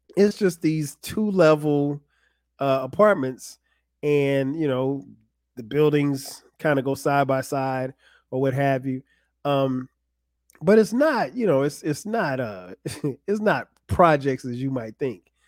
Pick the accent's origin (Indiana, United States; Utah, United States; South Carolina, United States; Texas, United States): South Carolina, United States; Florence; moved away as an adult; also born or lived in New Jersey; now in Atlanta, United States; Florence, South Carolina, where I grew up.